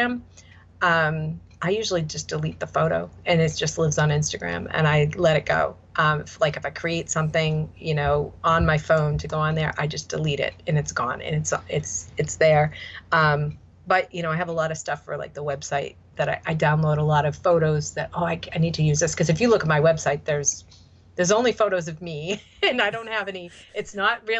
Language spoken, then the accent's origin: English; Boston, Massachusetts, United States; accent: Boston; my Boston accent